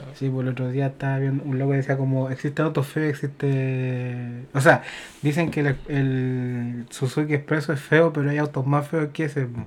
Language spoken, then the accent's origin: Spanish; Chile; uno como chileno